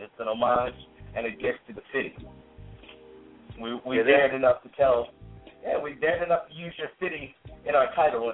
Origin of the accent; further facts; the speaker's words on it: Newark, New Jersey, United States; I grew up in Newark during the 80s